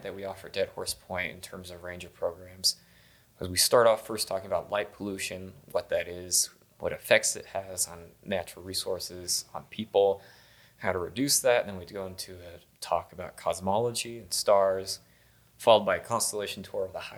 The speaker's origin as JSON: {"language": "English", "region": "Colorado Plateau", "country": "United States", "tie": "born or raised there", "said": "growing up in the Colorado Plateau and working in the Colorado Plateau"}